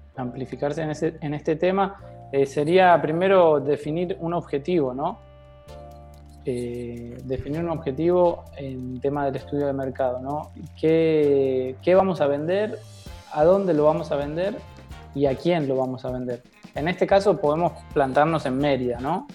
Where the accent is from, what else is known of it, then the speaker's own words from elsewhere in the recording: Argentina; also born or lived in Dominican Republic; now in Mexico; yo vengo desde Sudamérica, de Argentina